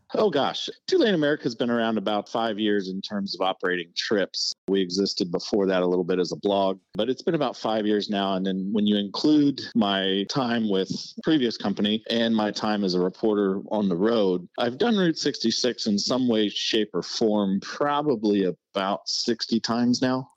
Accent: Indiana, United States; when I was a little kid growing up in Indiana.

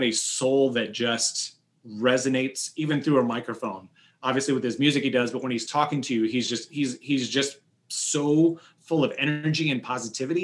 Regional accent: Johnson County, Kansas, United States; growing up in Johnson County, Kansas, we didn't have Black history.

